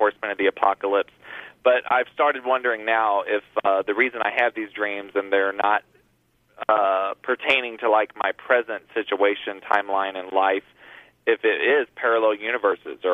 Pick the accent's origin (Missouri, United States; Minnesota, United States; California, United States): Missouri, United States; now in Florida, United States; I'm originally from Missouri, I've been in Florida since 2008